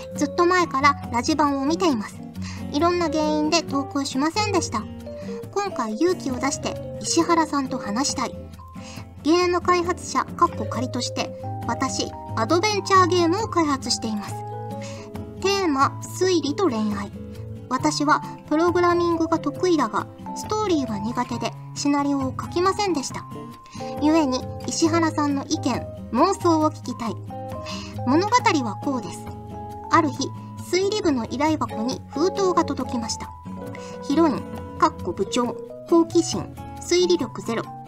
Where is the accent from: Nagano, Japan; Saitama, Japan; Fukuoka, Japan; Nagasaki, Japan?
Fukuoka, Japan; 私は福岡出身なので、もう RKB ラジオとか KBC ラジオとかめちゃくちゃ聞いてましたから